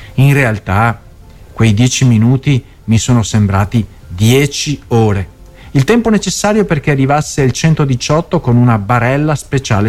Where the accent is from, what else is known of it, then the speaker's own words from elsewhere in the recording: Mestre, Veneto, Italy; a Mestre, quindi nella mia città natale